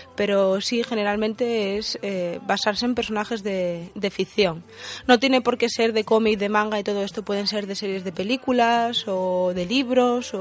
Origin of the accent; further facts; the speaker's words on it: Asturias, Spain; en la zona de donde soy yo, de Asturias